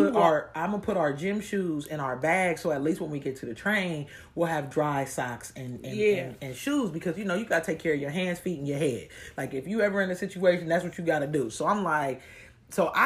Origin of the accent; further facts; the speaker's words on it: Columbus, Ohio, United States; I'm from Columbus, Ohio